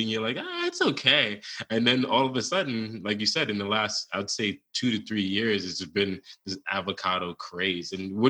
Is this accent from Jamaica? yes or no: yes; Jamaica; growing up, I'm originally from Jamaica.